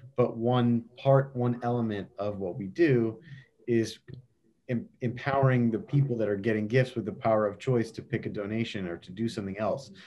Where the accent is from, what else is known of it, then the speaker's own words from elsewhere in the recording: Baltimore, Maryland, United States; when I was growing up in Baltimore, we went to Hershey Park a lot.